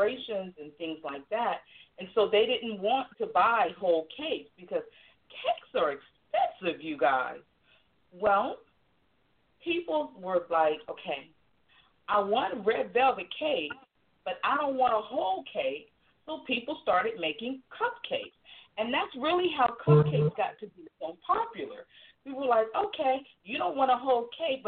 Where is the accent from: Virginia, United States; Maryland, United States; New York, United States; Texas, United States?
Virginia, United States; I'm from Virginia